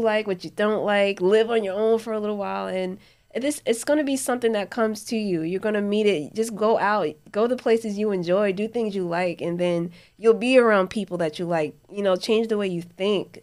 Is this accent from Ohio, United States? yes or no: no; New Jersey, United States; moved away; Growing up in Jersey, like, I would always wanna, like, my cousins back up at home, in, in Jersey, up in Newark